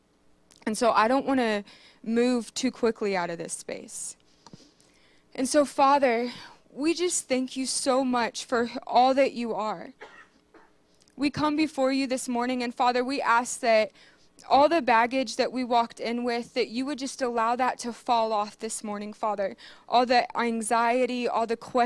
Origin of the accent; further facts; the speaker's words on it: Marion, Ohio, United States; moved away as an adult; I was born and raised in Marion, Ohio. I lived here for 26 years